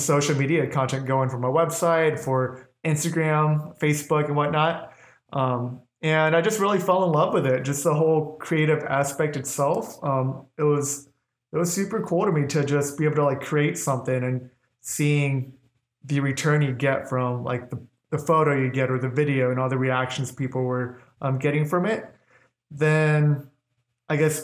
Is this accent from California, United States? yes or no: yes; Orange County, California, United States; moved away as an adult; now in Phoenix, United States; I was born and raised in Orange County, California. That's where I grew up.